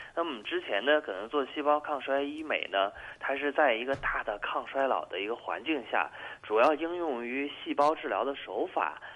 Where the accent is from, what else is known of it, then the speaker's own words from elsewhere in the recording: China; 我们中国人